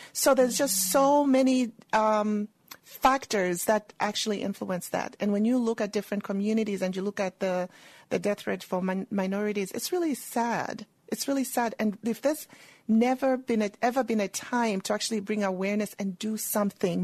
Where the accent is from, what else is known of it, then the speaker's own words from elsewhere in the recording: Zambia; moved away as an adult; also born or lived in England; now in United States; I was born and raised in Zambia